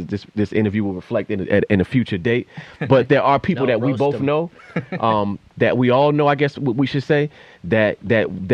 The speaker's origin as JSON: {"language": "English", "town": "Boston", "region": "Massachusetts", "country": "United States", "said": "as a Bostonian"}